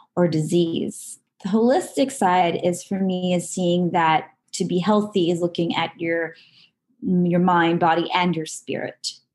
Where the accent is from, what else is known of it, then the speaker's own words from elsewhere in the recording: Southern California, United States; I grew up in Southern California and I'm still living in Southern California, just a little further north than where I'm um, originally from